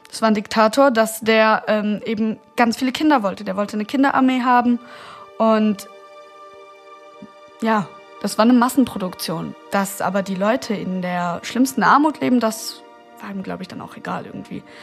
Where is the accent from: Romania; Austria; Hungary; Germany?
Romania; born there; Also ich bin 1992 geboren in Rumänien und meine leibliche Mutter war eine umgangssprachlich Zigeunerin, so eine Roma-Zigeunerin